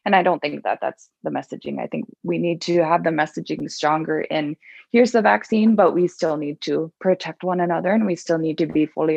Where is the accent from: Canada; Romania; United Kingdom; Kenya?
Canada; Baker Lake, Nunavut; my hometown, Baker Lake